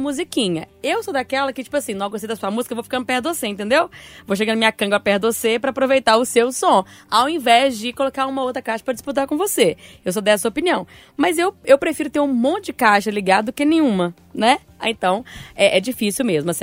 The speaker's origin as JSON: {"language": "Portuguese", "region": "Bahia", "country": "Brazil", "moved": "yes", "said": "lá na Bahia, Patrícia, ir pra praia lá na minha cidade, já tinha o som coletivo. As barracas costumam, costumavam, pelo menos quando eu morava lá"}